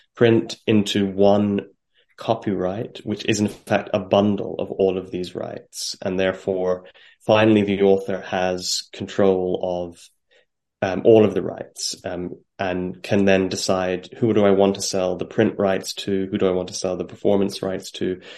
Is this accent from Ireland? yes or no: yes; Ireland; now in London, United Kingdom; as an Irishman